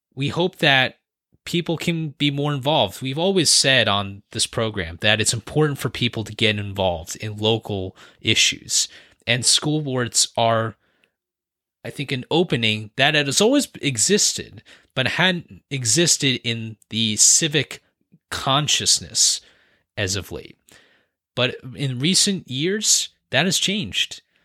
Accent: San Francisco Bay Area, California, United States; born and raised in the San Francisco Bay Area

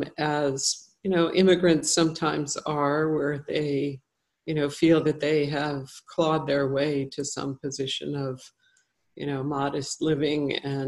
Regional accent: California, United States; born there; also born or lived in Italy; I was actually not born in Chicago. I was born in Southern California, and my family moved around quite a bit.

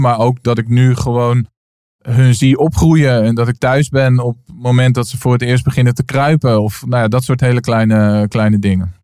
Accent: Naarden, North Holland, Netherlands; ik ben opgegroeid in, eh, in midden, Midden-Nederland. Ik kom uit Naarden, een klein plaatsje in het Gooi

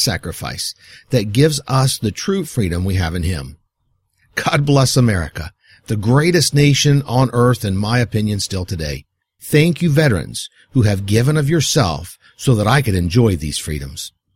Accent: United States

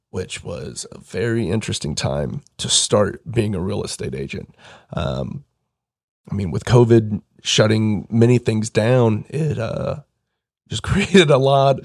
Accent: Pittsboro, Indiana, United States; I grew up in Hendricks County, Pittsboro, um, was there for a while before I moved downtown.

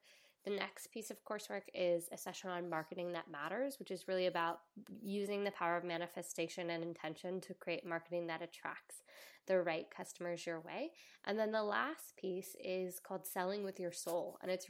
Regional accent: the South, United States; accent: Southern; When I'm talking to my family in the South, my Southern accent turns on.

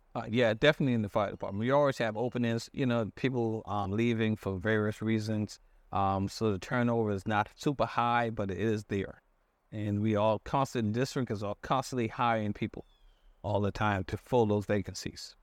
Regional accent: Johns Island, South Carolina, United States; also born or lived in Hartford, Connecticut; Born and raised on, um, John's Island.

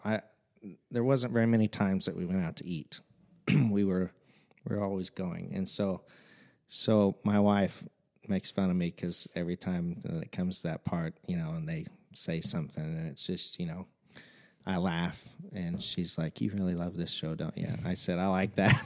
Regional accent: Fairfield, Illinois, United States; I've been born and raised in Fairfield, Illinois, the big metropolis of Fairfield, uh, my entire life.

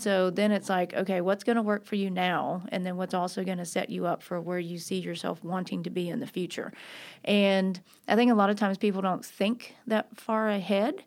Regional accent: Nashville, Tennessee, United States; also born or lived in Los Angeles, California; I grew up here in Nashville, so I'm a Nashville native.

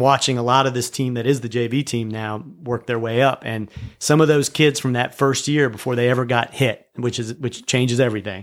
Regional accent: State College, Pennsylvania, United States; I grew up in State College, Pennsylvania

